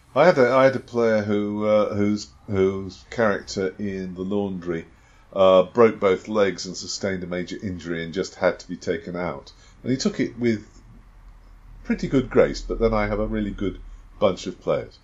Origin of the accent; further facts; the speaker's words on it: United Kingdom; I am British